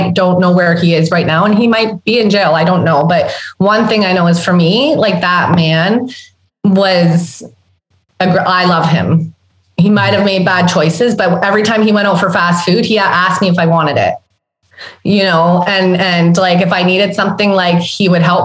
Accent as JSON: {"language": "English", "town": "Sudbury", "region": "Ontario", "country": "Canada", "tie": "born or raised there", "said": "growing up in Sudbury, Ontario, where I grew up"}